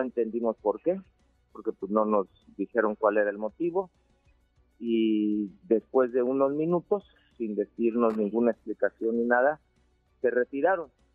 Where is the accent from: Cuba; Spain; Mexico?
Mexico; Chiapas